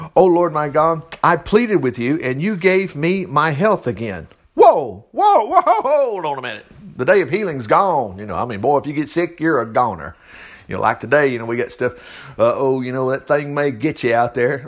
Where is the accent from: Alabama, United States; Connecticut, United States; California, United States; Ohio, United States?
Alabama, United States